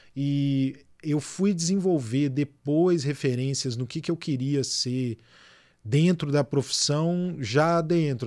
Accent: Belo Horizonte, Minas Gerais, Brazil; moved away as an adult; now in Rio de Janeiro, Brazil; fui criado em BH, cresci em BH, me formei lá

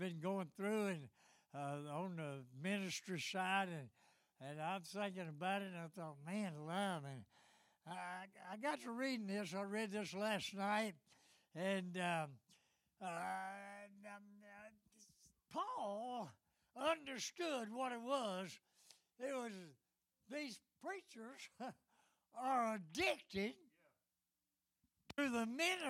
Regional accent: Nashville, Tennessee, United States; I was born in East Nashville and raised in the housing projects

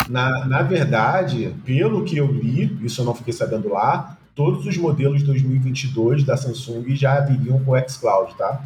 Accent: Rio de Janeiro, Brazil; eu sou carioca

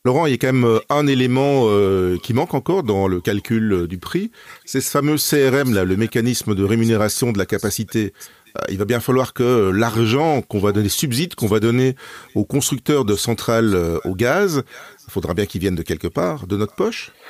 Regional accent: Belgium; chez nous en Belgique

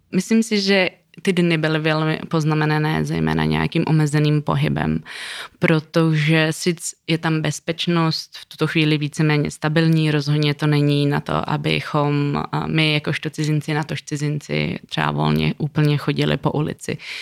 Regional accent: Czechia; also born or lived in Kabul, Afghanistan; jsme z Československa

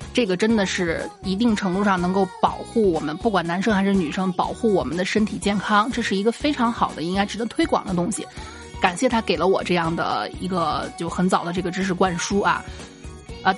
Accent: Shanxi, China; 我们山西这边的，呃，建筑格局

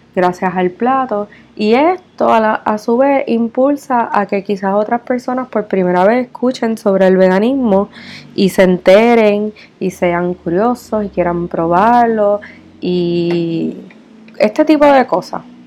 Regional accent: Puerto Rico; como puertorriqueña vivo y resido en Puerto Rico

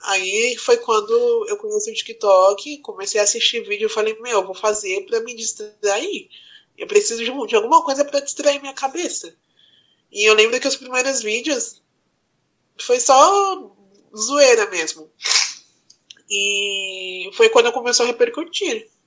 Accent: Guarulhos, São Paulo, Brazil; eu nasci no Estela Mares em Guarulhos

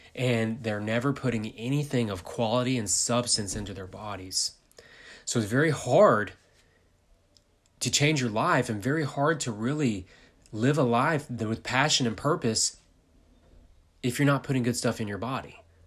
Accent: United States; I'm from America.

